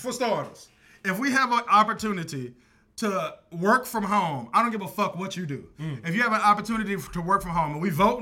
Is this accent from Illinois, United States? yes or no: no; Texas, United States; now in Florida, United States; I'm from Texas